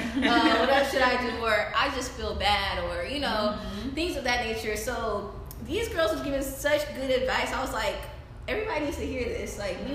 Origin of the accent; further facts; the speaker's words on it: Pearland, Texas, United States; So yeah, we're all from Pearland.